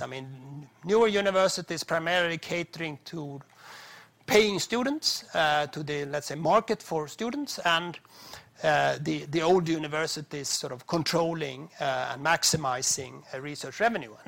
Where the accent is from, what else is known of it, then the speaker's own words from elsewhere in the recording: Sweden; my home country